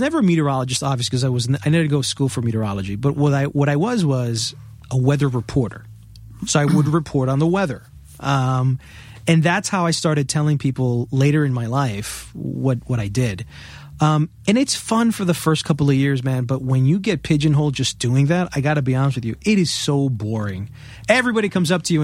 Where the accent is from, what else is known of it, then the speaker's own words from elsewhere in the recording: New York City, New York, United States; I was born in Queens, New York